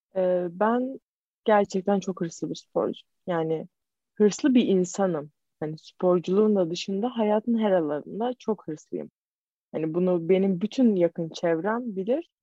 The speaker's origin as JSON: {"language": "Turkish", "region": "İzmir", "country": "Turkey", "said": "ben İzmirliyim. Karşıya kalıyım."}